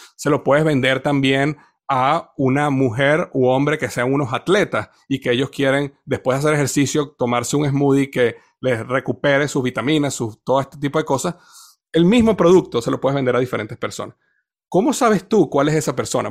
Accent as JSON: {"language": "Spanish", "country": "Venezuela", "tie": "born or raised there", "said": "Yo crecí en una cultura en Venezuela donde todo el mundo bailaba"}